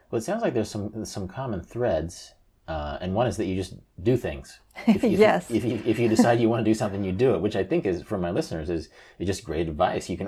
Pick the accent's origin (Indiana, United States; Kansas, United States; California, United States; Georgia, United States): Kansas, United States; Kansas. I'm from Kansas.